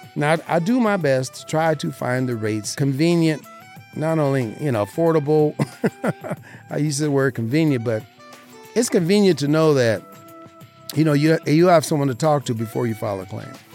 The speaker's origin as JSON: {"language": "English", "region": "Southern Nevada", "country": "United States", "tie": "born or raised there", "said": "I am an insurance broker right here in Southern Nevada, born and raised, my hometown, my beautiful city"}